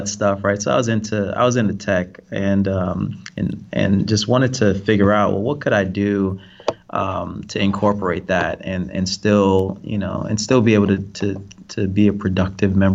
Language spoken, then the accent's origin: English; Mount Vernon, New York, United States; also born or lived in Jamaica; Lived there till I was about, I think it was 7 or 8, and then moved to New York, a place called Mount Vernon, New York